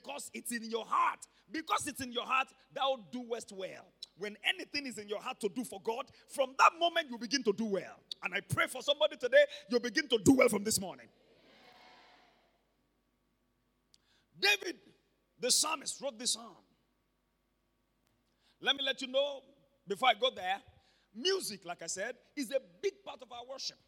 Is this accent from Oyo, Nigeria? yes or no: yes; Ibadan, Oyo, Nigeria; also born or lived in Ondo State; when I was growing up in Mokola, I'm a Mokola boy